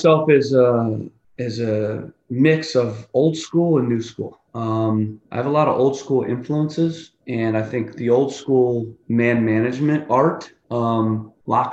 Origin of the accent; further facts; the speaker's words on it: United States; we're American